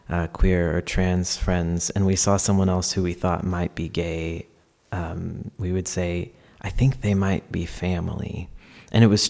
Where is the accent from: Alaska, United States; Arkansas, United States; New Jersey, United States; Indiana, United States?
Arkansas, United States; I grew up as a queer and trans person in Arkansas